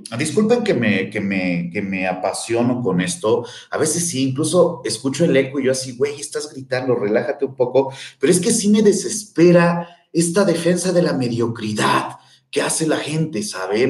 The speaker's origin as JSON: {"language": "Spanish", "country": "Mexico", "said": "somos mexicanos"}